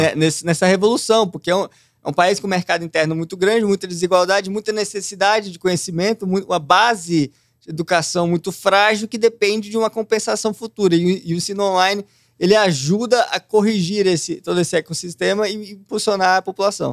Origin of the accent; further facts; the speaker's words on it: Brasília, Federal District, Brazil; Nasci lá, Nascido, cresci criado. lá. Só o tempo que eu morei fora, né? Que é aí que eu passei distante, mas o resto eu fiquei em Brasília